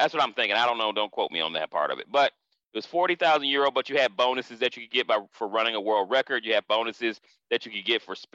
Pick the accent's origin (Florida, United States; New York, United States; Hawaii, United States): Florida, United States; I'm being from Florida. Track and field was huge. Track and field in Florida was almost as big as football